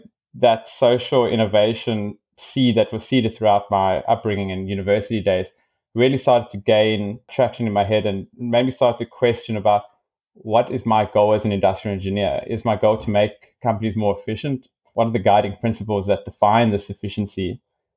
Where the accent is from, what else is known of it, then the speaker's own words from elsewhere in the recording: South Africa; moved away as an adult; also born or lived in Stellenbosch; now in Victoria, Australia; growing up in South Africa